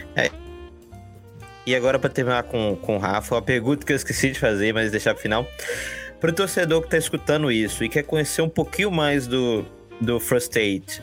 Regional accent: Brazil; now in Boston, United States; como brasileiro

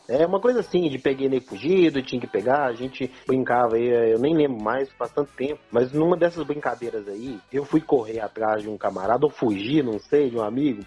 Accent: Diamantina, Minas Gerais, Brazil; now in Sete Lagoas, Brazil; a minha infância em Diamantina não foi das melhores, não

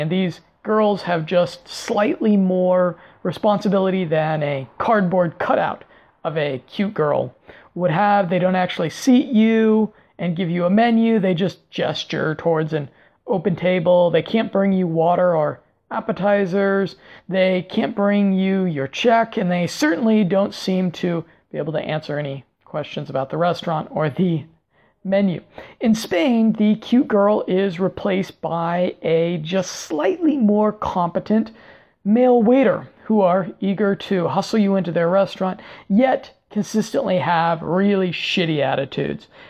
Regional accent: Denver, Colorado, United States; moved away; my native Denver, Colorado

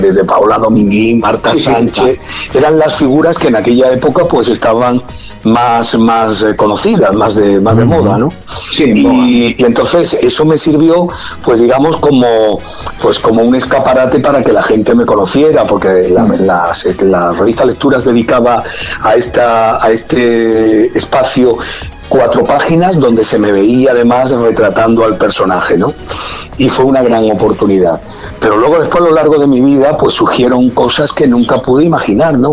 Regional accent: Málaga, Andalusia, Spain; moved away as an adult; also born or lived in Madrid; la Fría de Málaga, que es de donde, donde yo además vivía, de donde soy

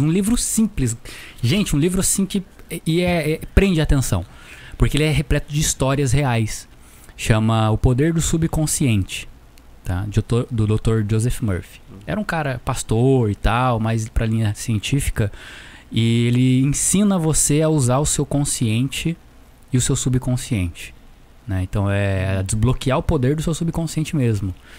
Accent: Taubaté, São Paulo, Brazil; Eu também sou de Taubaté

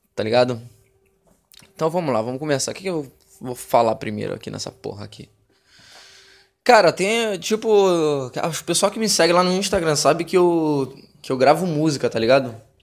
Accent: Rio de Janeiro, Brazil; moved away as an adult; now in Buenos Aires, Argentina; Sou do Rio de Janeiro

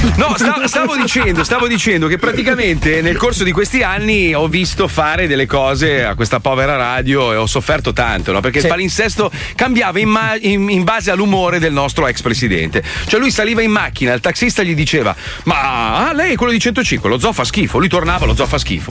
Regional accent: Italy; io sono italiano, io parlo male del mio paese perché lo conosco

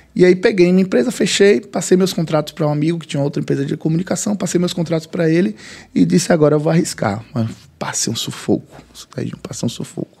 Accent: Muritiba, Bahia, Brazil; Eu vivi 30 anos no Reconcavo Baiano

